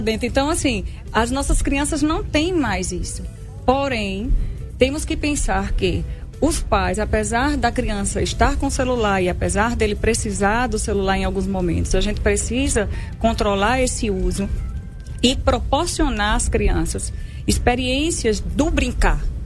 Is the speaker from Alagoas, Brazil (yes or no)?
yes; Arapiraca, Alagoas, Brazil; sou de Arapiraca